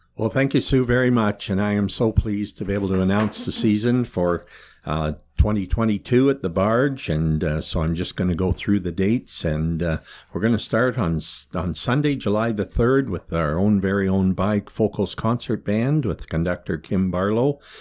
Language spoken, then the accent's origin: English; Kilworthy, Ontario, Canada; I can remember be growing up in Kilworthy, watching the, uh, uh, procession come up the highway